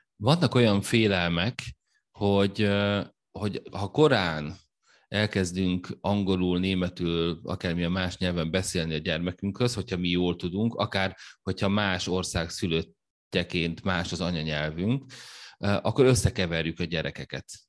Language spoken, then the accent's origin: Hungarian; Hungary; német nyelven adtuk elő, magyarként, németül az angoloknak